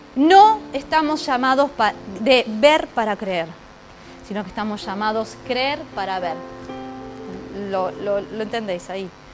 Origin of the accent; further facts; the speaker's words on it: Argentina; now in Ourense, Spain; yo vengo de Argentina